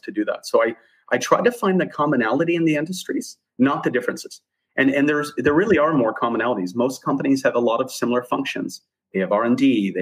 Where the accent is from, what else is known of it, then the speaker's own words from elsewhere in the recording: Arizona, United States; It's a tiny town in the middle of nowhere in Arizona